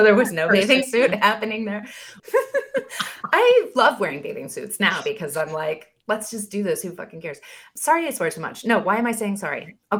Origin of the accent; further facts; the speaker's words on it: Oregon, United States; growing up in Oregon, all of our camps and in my conference, my Free Methodist kind of world